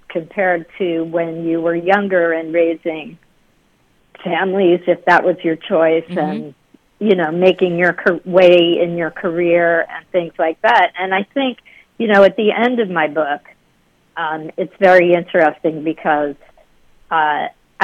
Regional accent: Dobbs Ferry, New York, United States; also born or lived in Queens, New York City; I grew up in Dobbs Ferry, which is a suburb of New York City.

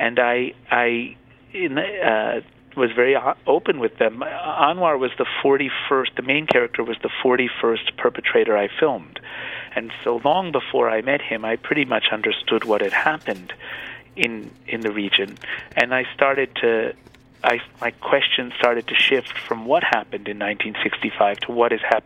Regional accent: United States; me being American

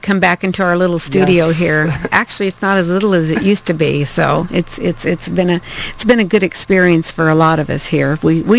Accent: Midwest, United States; moved away; I'm from the Midwest too. I think it's kind of like I've always said, I'm a country girl.

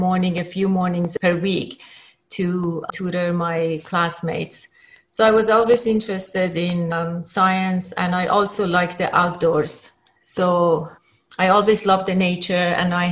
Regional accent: Tehran, Tehran Province, Iran; now in United States; I was born in Tehran, and Tehran, Iran, and I spent most of my childhood in Tehran

